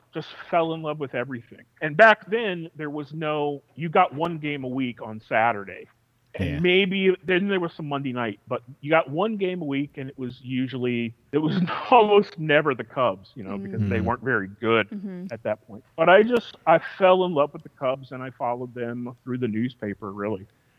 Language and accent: English; Virginia Beach, Virginia, United States; moved away as an adult; also born or lived in California / Bremerhaven, Germany / Utah; now in Toronto, Canada; But we moved back to the States, and I grew up in the Virginia Beach area, and then I moved to Utah. The end of the 90s, and eventually I met my wife and moved to Canada in 2003